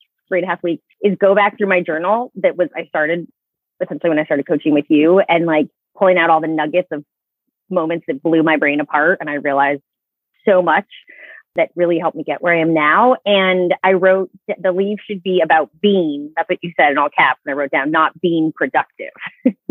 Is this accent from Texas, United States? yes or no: no; Maine, United States; So I grew up in Maine. I came back to my home state.